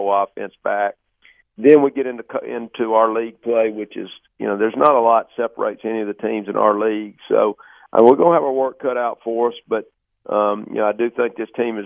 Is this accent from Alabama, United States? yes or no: yes; Alabama, United States; I'm from Alabama